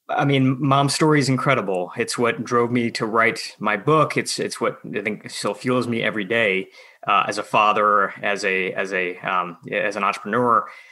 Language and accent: English; outside of Detroit, Michigan, United States; a friend of mine who I grew up with outside of Detroit.